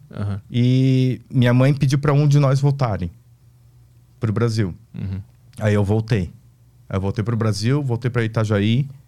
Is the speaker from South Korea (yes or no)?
yes; South Korea; now in Brazil; Até que um dia eu me toquei que eu sou coreano, sabia falar, eh, sabia entender japonês por causa que eu via desenho animado.